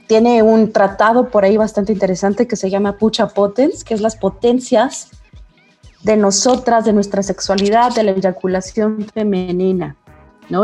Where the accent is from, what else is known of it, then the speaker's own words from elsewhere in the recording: Mexico; mujeres mexicanas del siglo 21